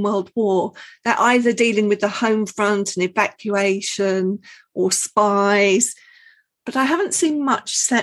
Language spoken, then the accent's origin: English; London, United Kingdom; growing up in London